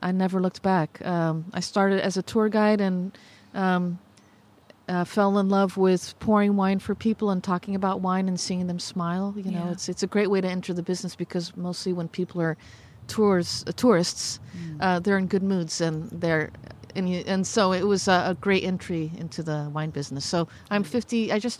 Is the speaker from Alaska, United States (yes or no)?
no; Napa Valley, California, United States; also born or lived in Terceira, Azores, Portugal; I grew up in the Napa Valley, and in an immigrant family. We came to the new country in the late 1960s, and we eventually made our way up to Napa.